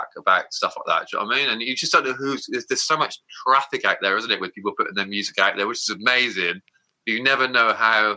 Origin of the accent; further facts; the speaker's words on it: Somerset, South West England, United Kingdom; growing up in Somerset